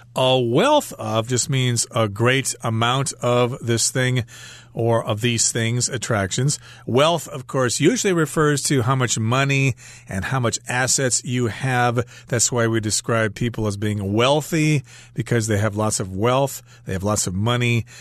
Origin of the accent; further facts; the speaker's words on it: United States; moved away; We're actually going back to my home country